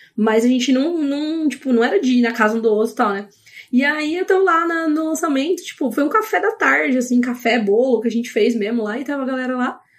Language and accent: Portuguese; Paulínia, São Paulo, Brazil; also born or lived in Campinas; eu sou de Paulínia, mas né, morava em Campinas